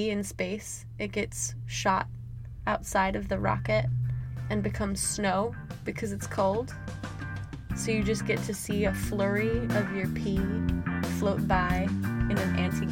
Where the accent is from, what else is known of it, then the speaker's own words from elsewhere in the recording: Midwest, United States; I'm from the Midwest, so I only really know it as a Midwestern goodbye.